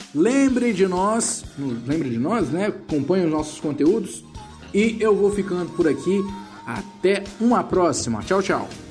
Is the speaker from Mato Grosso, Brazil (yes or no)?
no; Vitória, Espírito Santo, Brazil; Eu moro no Espírito Santo, sou aqui de Vitória